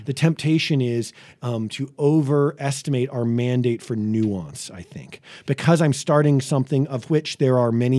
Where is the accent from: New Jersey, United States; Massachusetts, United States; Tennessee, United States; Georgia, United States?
Massachusetts, United States; Boston; I grew up in Boston, right? So it's probably the most segregated city in America, at least in the 80s.